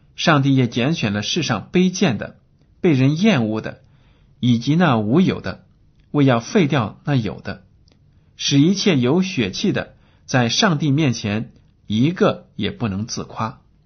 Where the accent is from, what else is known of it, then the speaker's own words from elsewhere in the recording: China; 我们中国人